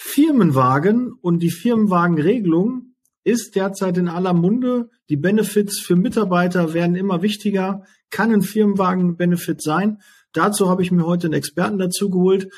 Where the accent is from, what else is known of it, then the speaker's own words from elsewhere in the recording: Ruhr area, North Rhine-Westphalia, Germany; ich komme jetzt aus dem Ruhrgebiet